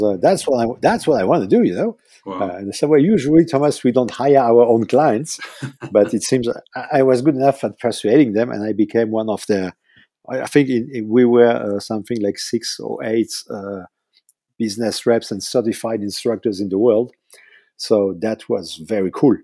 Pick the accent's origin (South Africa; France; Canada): France; southern France; moved away; also born or lived in Switzerland / Paris; lived nine years in Switzerland, then we moved to the south uh, of France, and that's where I did all my my scholarship